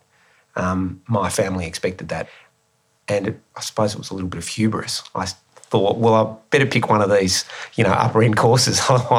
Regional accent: Tasmania, Australia; moved away as an adult; also born or lived in Melbourne; I'm the guy from Tasmania.

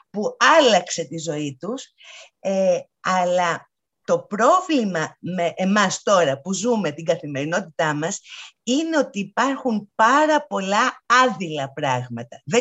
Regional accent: Athens, Attica, Greece; Εγώ είμαι Αθηναία.

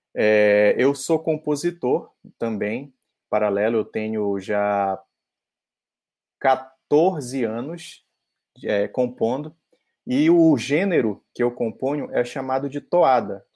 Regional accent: Parintins, Amazonas, Brazil; moved away as an adult; eu sou de Parintins, eu nasci lá, morei 17 anos da minha vida lá

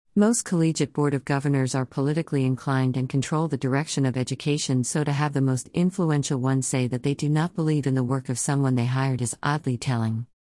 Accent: North Carolina, United States; my home state of North Carolina

